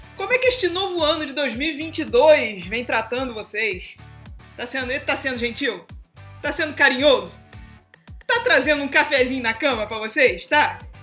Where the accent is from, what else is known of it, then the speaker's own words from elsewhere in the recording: Brazil; Sou brasileira